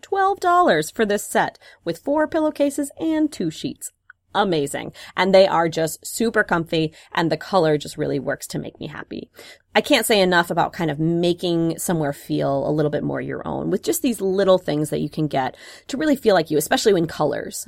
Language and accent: English; Wisconsin, United States; moved away; I grew up in Wisconsin